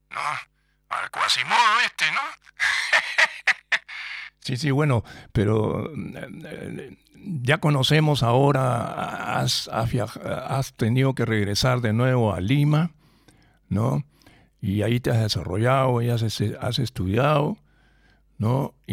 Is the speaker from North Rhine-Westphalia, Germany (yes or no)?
no; Frankfurt, Hesse, Germany; born there; yo, hice mis estudios pues en Alemania, pues en Frankfurt, ¿no? Porque yo nací en Frankfurt, ¿ya? Francoforte, como dicen los italianos, ¿ya? En Francoforte